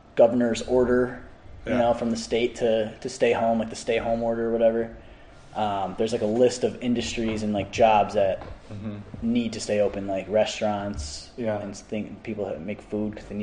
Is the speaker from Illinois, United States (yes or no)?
yes; Orland Park, Illinois, United States; moved away as an adult; Orland Park, Illinois. So that's a suburb of Chicago.